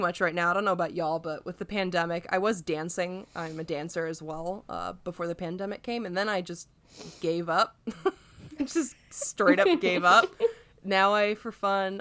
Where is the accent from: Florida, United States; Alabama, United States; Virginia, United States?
Virginia, United States; Alexandria; moved away as an adult; also born or lived in central Vermont; now in Vermont, United States; I grew up in Northern Virginia around Alexandria, a really fun place to grow up